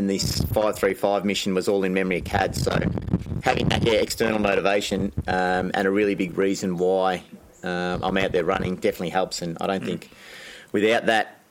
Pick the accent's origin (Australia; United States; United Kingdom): Australia; Anglesea, Victoria; I grew up in Anglesey